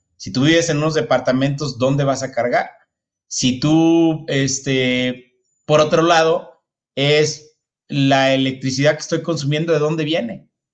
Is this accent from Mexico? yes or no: yes; northern Mexico, Mexico; Yo soy del, norte de México